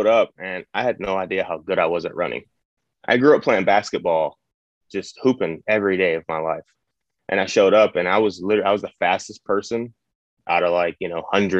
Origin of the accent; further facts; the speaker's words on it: Cleveland, Ohio, United States; moved away as an adult; also born or lived in Georgia; I'm from Cleveland, Ohio. Grew up there since age 11. I was born there